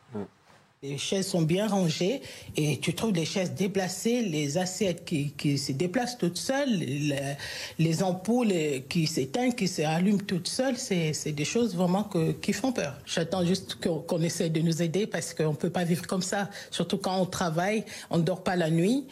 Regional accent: Fontenay, France; je suis né à Fontenay, c'est-à-dire que je suis là depuis 20 ans

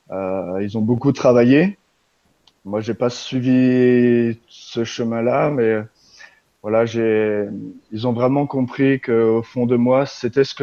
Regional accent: Grand Est, France; j'y suis allé en Alsace, puisque je suis originaire d'Alsace

